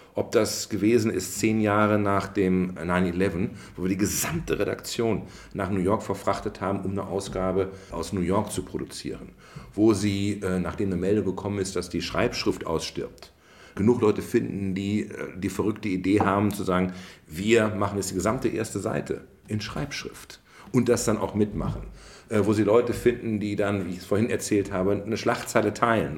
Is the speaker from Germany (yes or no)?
yes; Bielefeld, North Rhine-Westphalia, Germany; also born or lived in Ravensburg; now in Potsdam, Germany; Mein Vater aber Bielefelder ist und ich dann sehr schnell dann von Ravensburg am Bodensee verfrachtet wurde als Knirps nach Bielefeld und bin dort aufgewachsen im Bielefelder Süden in Brackwede